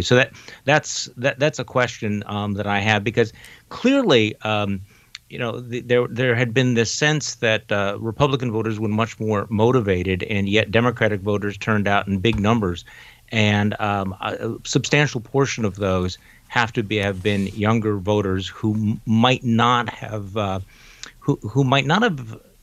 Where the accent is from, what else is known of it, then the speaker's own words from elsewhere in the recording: Wisconsin, United States; my home state of Wisconsin